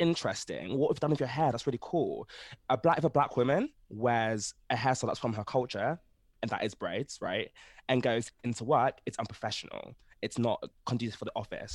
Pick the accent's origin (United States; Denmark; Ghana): Ghana; I'm from Ghana